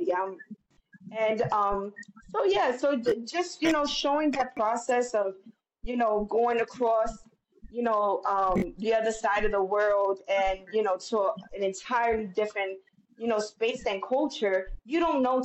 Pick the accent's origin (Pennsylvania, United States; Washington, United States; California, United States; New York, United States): New York, United States; New York City; I'm a girl from the South Bronx. I grew up when they were talking about red top, blue top